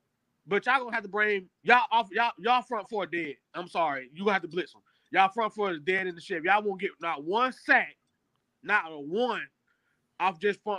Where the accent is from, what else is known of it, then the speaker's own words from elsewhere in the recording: Columbus, Georgia, United States; I'm from Columbus, Georgia. I'm on the border of Alabama, direct border. Like, only thing that separates us is the bridge, is the Chattanooga River.